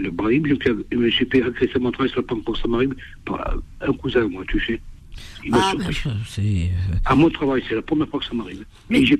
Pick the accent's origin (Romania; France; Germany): France; moi, je, suis d'origine algérienne, mais je suis né en France, oui.